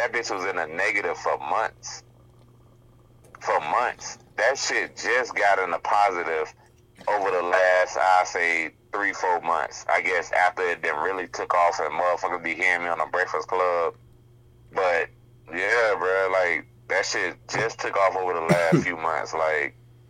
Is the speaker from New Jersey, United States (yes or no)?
no; Hallandale Beach, Florida, United States; I'm like, nigga, I'm from Hallandale. Like, I'm from where y'all at.